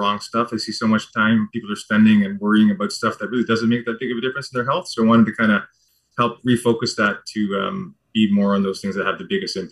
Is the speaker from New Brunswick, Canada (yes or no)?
yes; New Brunswick, Canada; moved away as an adult; also born or lived in Vancouver, Canada; now in London, Canada; I was born and raised on the East Coast in New Brunswick and the Maritime Provinces.